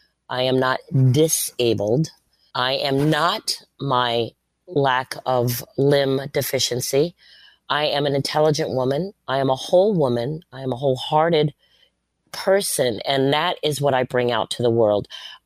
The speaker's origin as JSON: {"language": "English", "town": "Bath", "region": "Maine", "country": "United States", "tie": "born there", "said": "My dad was in the military. I was born in Bath, Maine in 1962."}